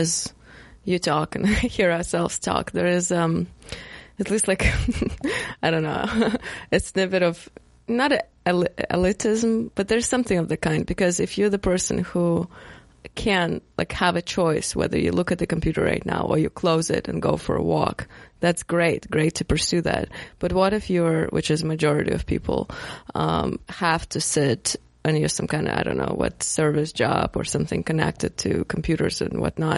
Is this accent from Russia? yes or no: yes; Russia; now in United States; I'm not American, and, well, Russia is a different society, even if not, like, definitely not pagan. But moving to America and living here